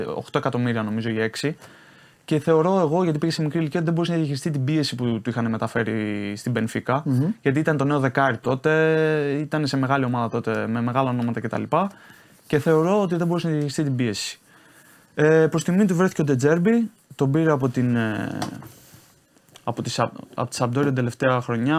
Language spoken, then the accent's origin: Greek; Patras, Western Greece, Greece; moved away as an adult; now in Italy; πάω πάτρα τώρα στην πόλη μου